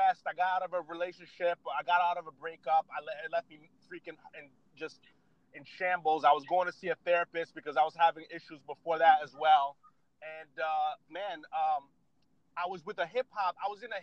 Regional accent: Yonkers, New York, United States; also born or lived in Connecticut; now in Boston, United States; I'm from New England, United States of America, born in New York, lived in Connecticut, and now living in Boston

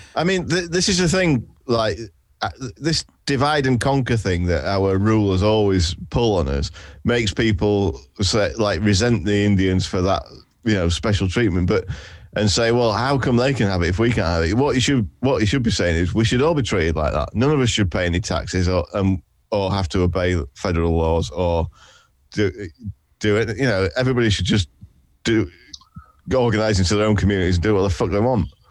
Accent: Yorkshire and the Humber, United Kingdom; I'm what's known as a professional Yorkshireman

